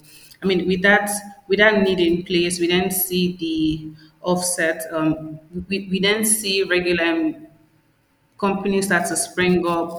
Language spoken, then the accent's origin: English; Nigeria; also born or lived in Abia State; I'm Nigerian. I'm from Abia State, some small village in Nigeria. And I mean, I pretty much grew up in the city